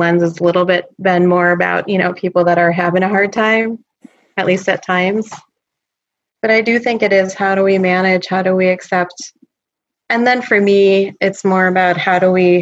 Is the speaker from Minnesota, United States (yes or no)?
yes; Minnesota, United States; I grew up here in Minnesota